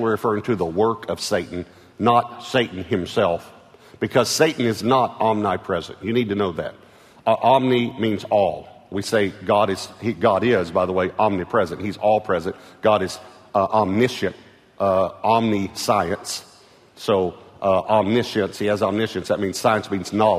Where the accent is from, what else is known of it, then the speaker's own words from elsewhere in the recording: East Texas, United States; I was from East Texas